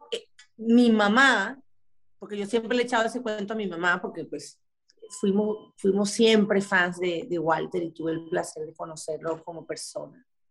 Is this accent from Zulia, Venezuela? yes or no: no; Maracay, Aragua, Venezuela; moved away as an adult; now in Miami, United States; yo me crié con unas costumbres en Maracay